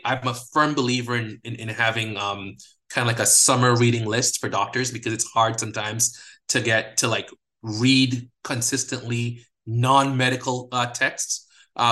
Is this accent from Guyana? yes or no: yes; Guyana; moved away; I'm from a developing country. I'm from Guyana, under-resourced healthcare system, a lot of poverty